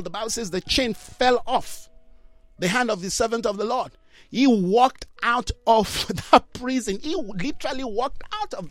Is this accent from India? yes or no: no; Jos, Plateau, Nigeria; I grew up in Jos, Plateau State